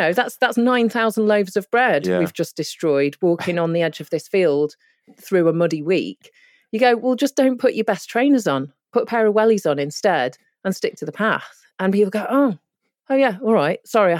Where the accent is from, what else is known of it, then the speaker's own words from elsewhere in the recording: North West England, United Kingdom; I mean, my mum's Indian and my dad's Polish. I grew up in Cheshire near Manchester.